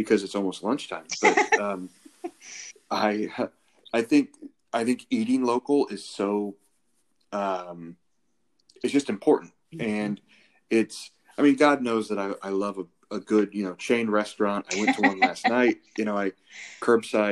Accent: Indiana, United States; moved away; back where I'm from Indiana. There's a small town in Indiana, and there's a local like butcher / grocery store, you know, kind of a hole in the wall place. And I remember vividly growing up

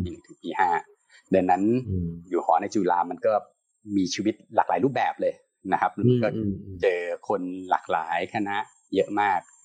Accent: Trat, Thailand; พี่เป็นคนต่างจังหวัด นะพี่อยู่จังหวัดตราดแล้วก็ที่ตราดสมัยยุคโอ้หลายสิบปีที่แล้วเนี่ย สมัยพี่ยังเด็กๆประถม

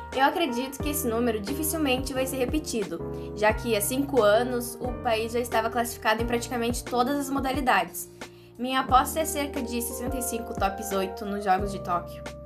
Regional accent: Brazil; Nós somos brasileiros

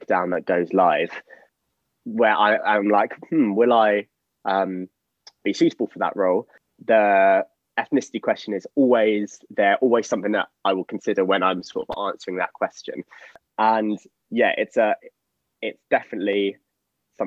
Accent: London, United Kingdom; I have been a London boy all my life

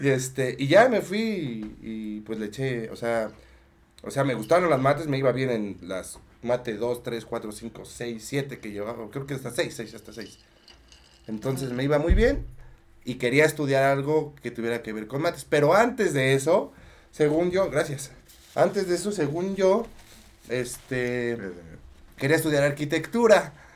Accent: Mexico City, Mexico; yo soy de Tlalpan

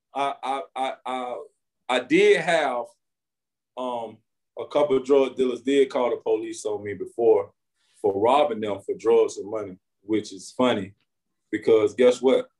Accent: Winter Haven, Florida, United States; I'm from Winter Haven, Florida. Um, I was born and raised right here in the same community

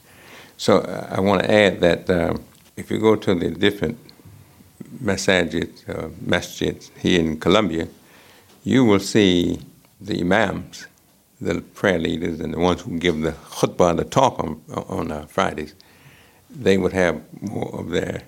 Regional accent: United States; I'm American.

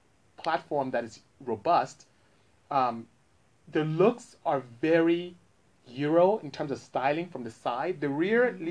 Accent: Nigeria; moved away; I was growing up in Nigeria

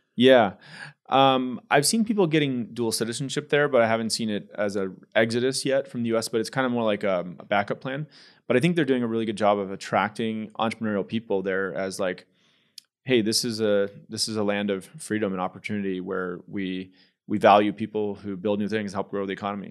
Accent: San Jose, California, United States; moved away as an adult; also born or lived in Houston, Texas; I grew up in the Bay Area, San Francisco Bay Area. In San Jose, California

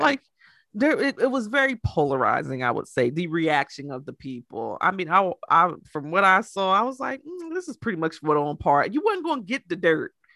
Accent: United States; I'm American

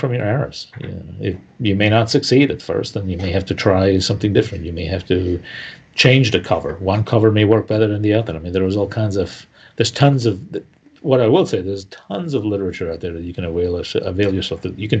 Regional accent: Italian-speaking part of Switzerland, Ticino, Switzerland; first language Italian; English is a second language; moved away; I grew up in the Italian-speaking part of Switzerland. I've been living here for 40 years

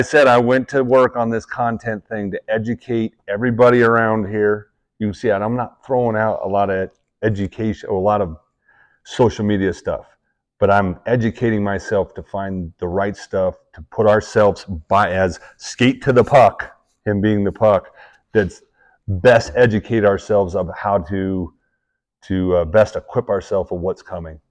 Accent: Utah, United States

